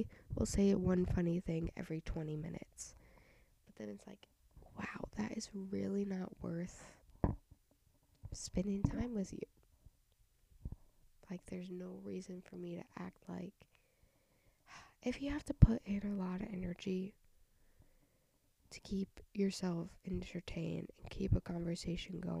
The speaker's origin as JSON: {"language": "English", "region": "Southern United States", "country": "United States", "accent": "country accent, southern twang"}